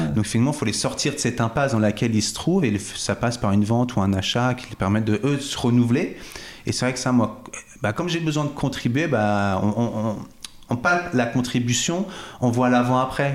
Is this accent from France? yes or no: yes; Cachan, Île-de-France, France; moved away as an adult; also born or lived in Vitry-sur-Seine / Fresnes; now in Chablais, France; Je suis né à Vitry-sur-Seine, à la porte de Paris. Puis j'ai principalement grandi sur Cachan, dans le Val-de-Marne, et Fresnes, dans le Val-de-Marne également